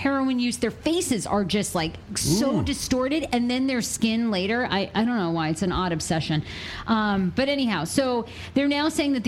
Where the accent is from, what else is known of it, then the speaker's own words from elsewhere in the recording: Maine, United States; In my home state of Maine